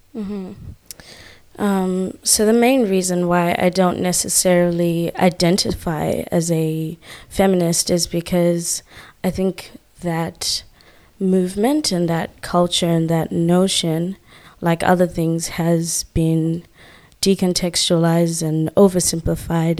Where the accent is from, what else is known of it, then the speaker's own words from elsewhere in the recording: Zimbabwe; now in Australia; I'm from Zimbabwe.